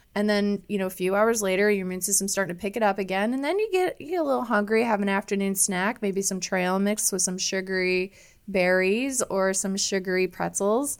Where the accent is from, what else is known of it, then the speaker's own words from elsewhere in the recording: Iowa, United States; moved away as an adult; also born or lived in Chicago, Illinois; growing up in Iowa